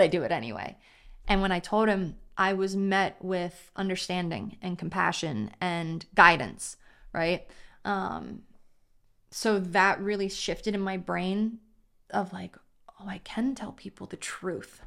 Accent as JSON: {"language": "English", "town": "Baltimore", "region": "Maryland", "country": "United States", "tie": "born or raised there", "said": "growing up in Baltimore, private school"}